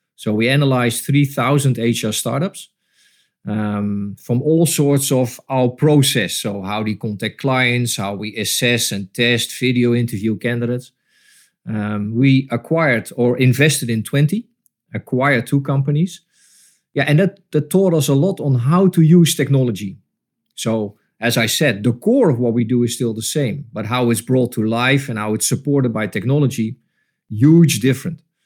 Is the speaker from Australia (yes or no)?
no; Breda, North Brabant, Netherlands; moved away as an adult; also born or lived in Tilburg / Rotterdam; I come from Breda, so that was around the corner